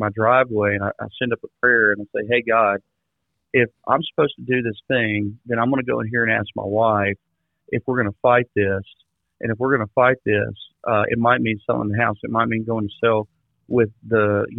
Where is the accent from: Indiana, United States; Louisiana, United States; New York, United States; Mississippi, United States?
Mississippi, United States; South; also born or lived in Florida; now in Austin, United States; I grew up in South Mississippi